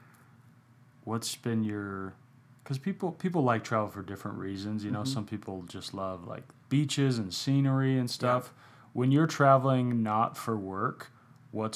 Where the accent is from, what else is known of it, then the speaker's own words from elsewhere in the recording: Phoenix, Arizona, United States; I grew up in Phoenix